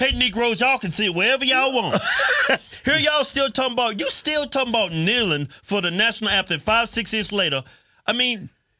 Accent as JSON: {"language": "English", "country": "United States", "tie": "born or raised there", "said": "Y'all just Black Americans. I don't even call myself an African-American because I'm not African. I mean, I have ancestry from Africa, but I was born in America."}